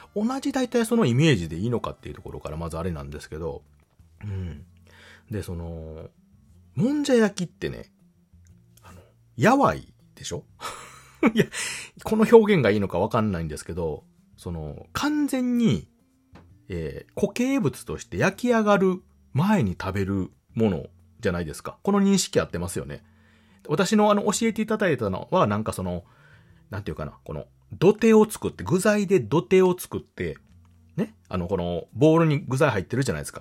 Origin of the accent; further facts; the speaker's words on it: Kansai, Japan; 私関西の人間ですので